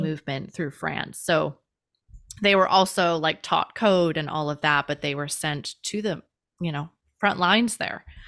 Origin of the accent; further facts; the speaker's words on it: Chicago, Illinois, United States; moved away; also born or lived in Hawaii; I grew up in Chicago